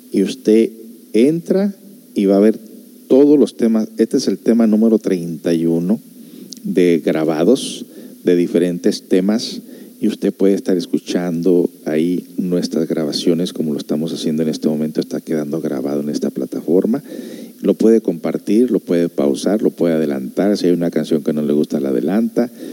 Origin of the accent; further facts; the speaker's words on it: United States; also born or lived in Guadalajara (parents); now in Ciudad Constitución, Mexico; yo soy de allá de Estados Unidos